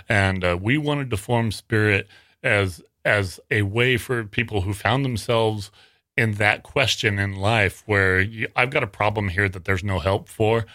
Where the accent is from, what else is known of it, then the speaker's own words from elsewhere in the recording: Worland, Wyoming, United States; now in Sacramento, United States; until two thousand three when I went back to, to my hometown, and I'll say it, is a little, little town called Warland in nor, uh, northern Wyoming.